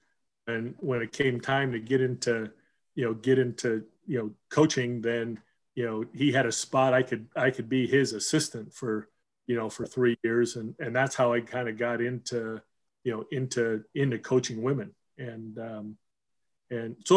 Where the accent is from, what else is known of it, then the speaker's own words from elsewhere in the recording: Southern California, United States; also born or lived in Seattle, Washington; we moved from Seattle to Southern California